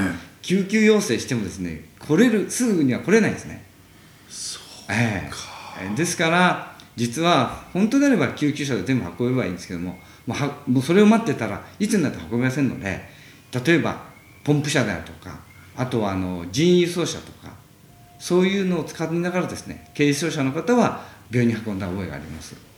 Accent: Chichibu, Saitama, Japan; moved away as an adult; 生まれはあの埼玉の秩父というところで

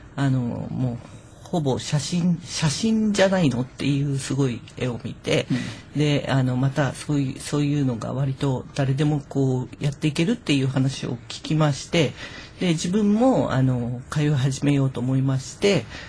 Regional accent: Higashikurume, Tokyo, Japan; 隣の東久留米市にあのひばりが丘団地というあの古くからの団地がありましてあのそこであの産声を上げました

